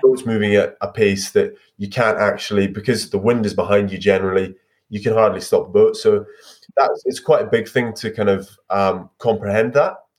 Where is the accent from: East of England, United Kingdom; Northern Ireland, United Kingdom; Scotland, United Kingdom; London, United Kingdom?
Scotland, United Kingdom; As a Scot